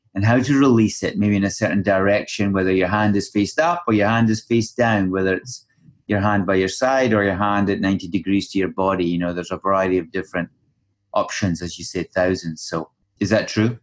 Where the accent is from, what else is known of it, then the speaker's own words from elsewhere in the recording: Scotland, United Kingdom; moved away; back home for me, back in Scotland